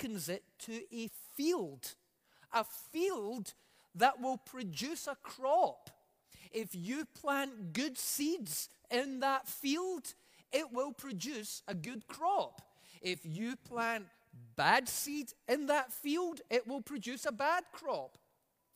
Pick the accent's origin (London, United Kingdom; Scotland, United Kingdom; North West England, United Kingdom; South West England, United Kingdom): Scotland, United Kingdom; now in Alberta, Canada; I come from Scotland.